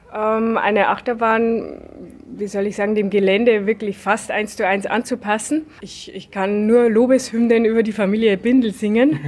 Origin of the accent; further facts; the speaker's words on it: Lower Bavaria, Germany; bei uns in Niederbayern